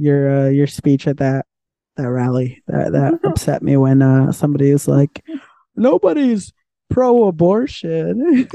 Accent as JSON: {"language": "English", "country": "Mexico", "tie": "born or raised there", "moved": "yes", "lives_now": "United States", "said": "what I grew up with in Mexico"}